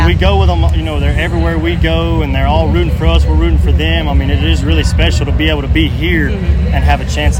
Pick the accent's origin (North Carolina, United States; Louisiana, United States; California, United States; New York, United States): North Carolina, United States; Asheville; I'm 27, and I'm from Asheville, North Carolina.